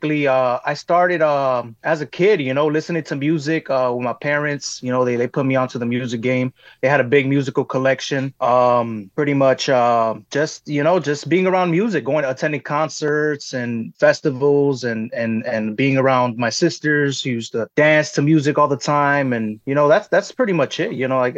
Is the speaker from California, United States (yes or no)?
no; Chicago, Illinois, United States; first language es; English is a second language; I was bilingual. I started speaking Spanish. I learned English in school here in Chicago.